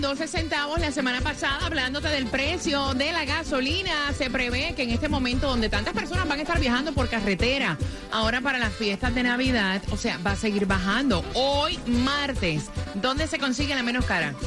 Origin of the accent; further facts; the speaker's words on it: Puerto Rico; moved away as an adult; also born or lived in Orlando; viajamos y salimos de Puerto Rico